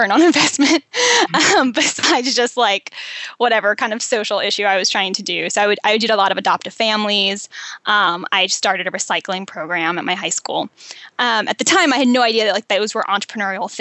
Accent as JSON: {"language": "English", "region": "Western Maryland", "country": "United States", "tie": "born or raised there", "also_born_or_lived": "Pittsburgh, Pennsylvania / Namibia", "moved": "yes", "lives_now": "San Diego, United States", "said": "I grew up in Western Maryland, and I was raised pretty middle class"}